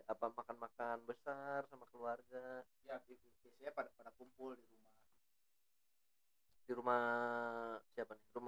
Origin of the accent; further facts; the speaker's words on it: Bogor, West Java, Indonesia; saya juga orang Bogor sebenarnya